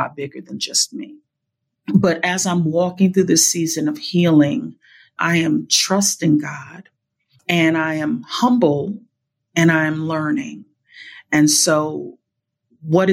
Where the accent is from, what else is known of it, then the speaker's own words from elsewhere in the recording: New Orleans, Louisiana, United States; moved away; also born or lived in California; I was raised in New Orleans